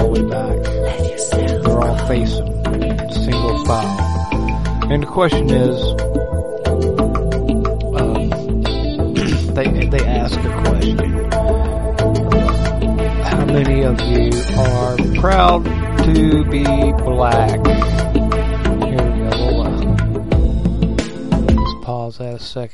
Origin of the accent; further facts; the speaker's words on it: West Virginia, United States; I'm a hillbilly from West by God, Virginia.